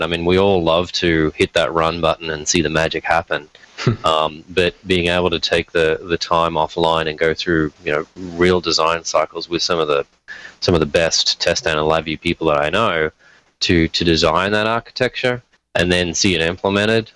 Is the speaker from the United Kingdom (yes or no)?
no; Australia; moved away as an adult; also born or lived in Detroit; now in United States; where I grew up in Australia, it actually snows for about two weeks a year